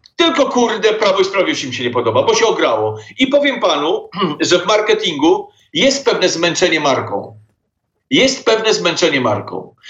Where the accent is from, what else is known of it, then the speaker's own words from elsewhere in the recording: Poland; Jesteśmy absolutnie Polakami z krwi i kości.